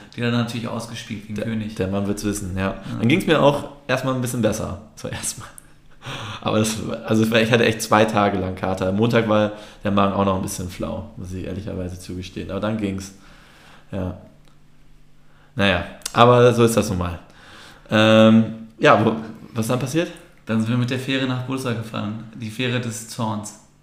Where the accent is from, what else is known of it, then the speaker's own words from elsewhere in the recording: Germany; als Türke in Deutschland groß zu werden